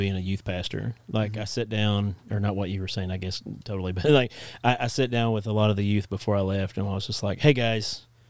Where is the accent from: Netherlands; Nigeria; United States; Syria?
Netherlands; I'm from Holland, isn't that weird?